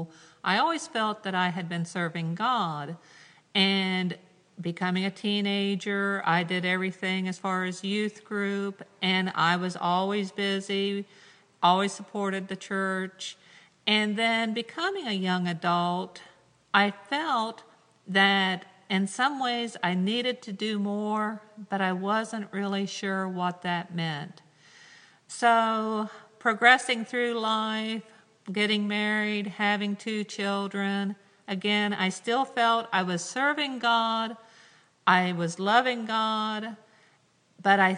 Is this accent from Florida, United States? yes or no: no; Ohio, United States; I grew up in the United Methodist Church in a very, very small rural community called Mountie from Ohio. I live yet to this day on my family farm that goes back to 1805